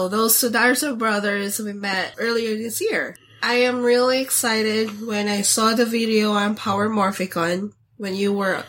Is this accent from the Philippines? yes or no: yes; Philippines; So growing up in the Philippines, Japan is more closer than us.